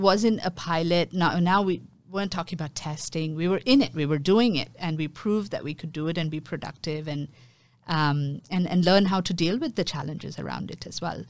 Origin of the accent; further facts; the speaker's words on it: Mumbai, Maharashtra, India; now in Singapore; I grew up in Mumbai, um, which is my hometown.